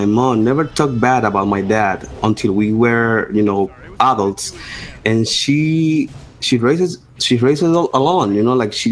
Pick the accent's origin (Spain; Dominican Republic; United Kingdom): Dominican Republic; English is a second language; I'm from Dominican Republic